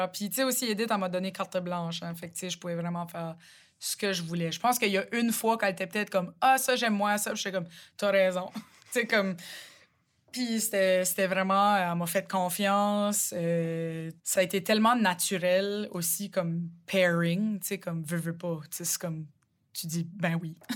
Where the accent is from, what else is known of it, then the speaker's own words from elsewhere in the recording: Rogersville, New Brunswick, Canada; accent: Chiac; chez nous, à Rogersville, le chiac est vraiment différent que celui de Moncton c'est là, comme mon accent en ce moment, c'est plus Moncton que Rogersville, d'où je viens.